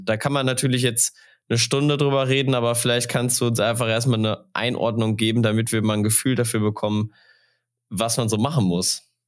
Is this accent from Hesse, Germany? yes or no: no; Sauerland, North Rhine-Westphalia, Germany; Als gebürtiger Sauerländer